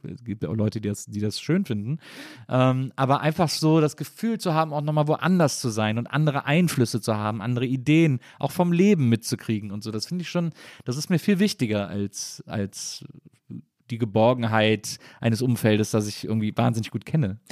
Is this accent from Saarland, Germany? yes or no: no; Cologne, North Rhine-Westphalia, Germany; now in Berlin, Germany; ich komme ja aus Köln oder so aus der Ecke von Köln